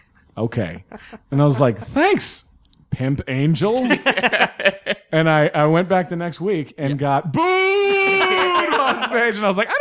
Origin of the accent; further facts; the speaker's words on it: the South, United States; I grew up in the South.